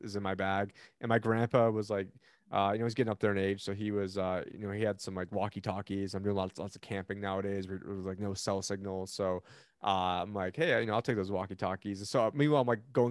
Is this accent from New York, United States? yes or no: yes; Buffalo, New York, United States; I'm from Buffalo, New York